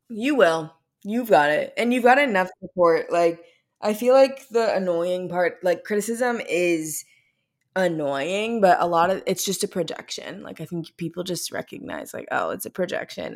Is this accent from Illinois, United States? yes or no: no; Missouri, United States; we're from Missouri